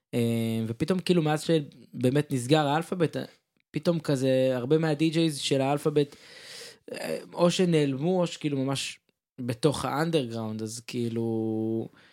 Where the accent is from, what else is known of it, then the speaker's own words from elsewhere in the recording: Ramat HaSharon, Tel Aviv District, Israel; אני רמת שרוני